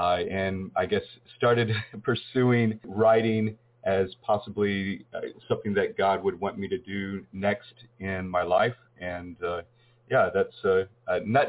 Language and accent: English; Texas, United States; moved away as an adult; now in South Korea; he knows his daddy is from Texas.